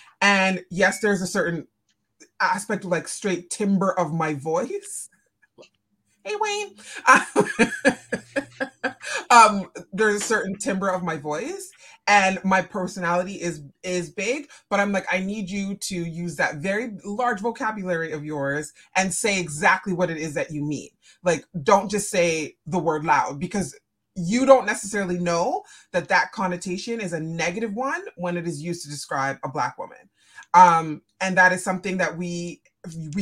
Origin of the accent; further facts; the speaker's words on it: Canada; I'm Jamaican. So, and Canadian. So first generation Canadian born here